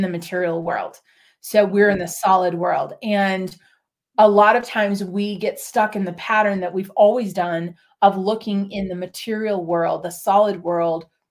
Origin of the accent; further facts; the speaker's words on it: Minneapolis, Minnesota, United States; also born or lived in New England / New Hampshire / Oregon; now in West Coast, United States; I grew up in Minneapolis